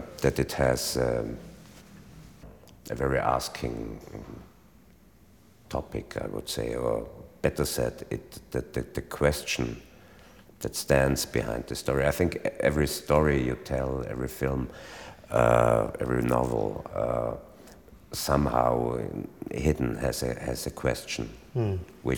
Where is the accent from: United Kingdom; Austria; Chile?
Austria; first language German; English is a second language